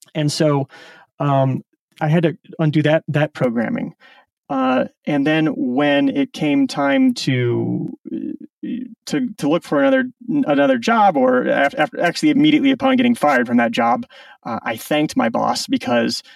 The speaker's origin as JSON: {"language": "English", "town": "Omaha", "region": "Nebraska", "country": "United States", "tie": "born or raised there", "also_born_or_lived": "Silicon Valley", "moved": "as an adult", "said": "I grew up in Omaha, Nebraska, so uh, kind of a suburban upbringing."}